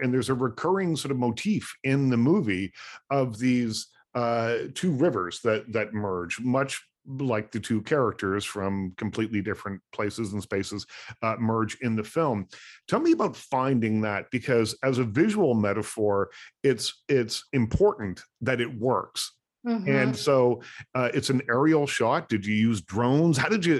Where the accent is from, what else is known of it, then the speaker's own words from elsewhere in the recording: East Coast, United States; I used to hitchhike when I was a kid. I grew up on the East Coast, and it was just one of the ways that we got around.